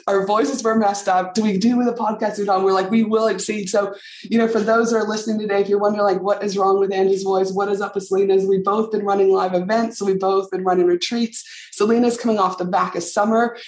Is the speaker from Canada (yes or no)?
yes; Canada; moved away; tuning in all the way from my home country, Canada